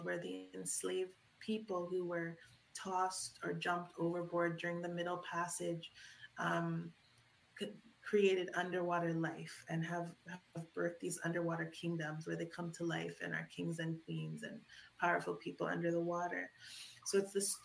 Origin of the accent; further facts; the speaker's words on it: Toronto, Ontario, Canada; I grew up in Scarborough, Toronto